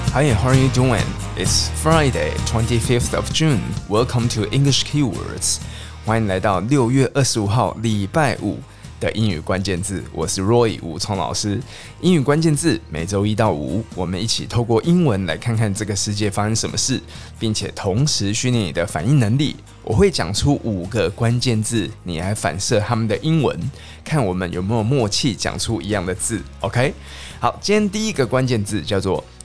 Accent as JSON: {"language": "Chinese", "country": "Taiwan", "said": "总之我们台湾人都喜欢跑出去日本、韩国，然后或是去泰国、越南等等等地方玩"}